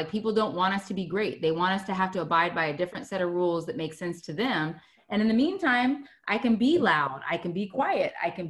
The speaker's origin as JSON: {"language": "English", "country": "United States", "tie": "born or raised there", "said": "First of all, we grew up in Washington."}